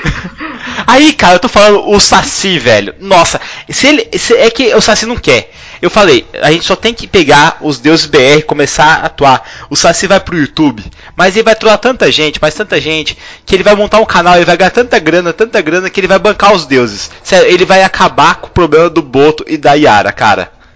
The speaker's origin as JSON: {"language": "Portuguese", "town": "Londrina", "region": "Paraná", "country": "Brazil", "said": "Eu sou de Londrina, Paraná."}